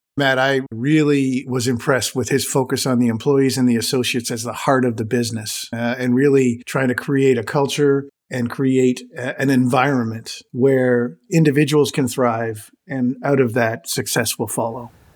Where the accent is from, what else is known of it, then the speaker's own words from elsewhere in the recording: Canada; As a Canadian myself